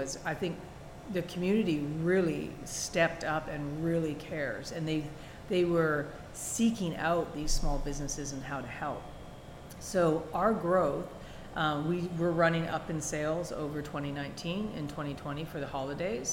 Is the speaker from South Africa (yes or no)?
no; Canada; accent: Canadian; also born or lived in Washington State; now in United States; I'm Canadian. I don't know if you can hear that in my accent